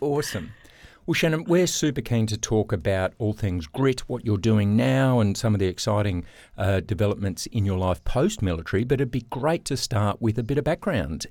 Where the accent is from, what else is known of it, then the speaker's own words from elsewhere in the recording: Australia; growing up in Australia